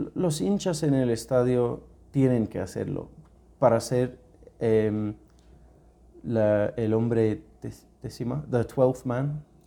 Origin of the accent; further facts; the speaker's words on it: United Kingdom; Spanish is a second language; moved away as an adult; also born or lived in Thailand / Spain; now in Ecuador; soy británico, una mezcla de inglés y escocés